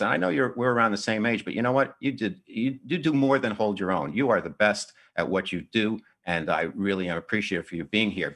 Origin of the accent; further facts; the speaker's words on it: New Jersey, United States; moved away; I grew up in New Jersey